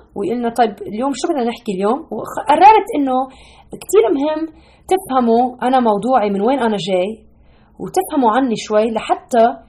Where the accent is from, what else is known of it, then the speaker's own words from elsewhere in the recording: Lebanon; now in United States; ربيت بلبنان، أهلي لبنانية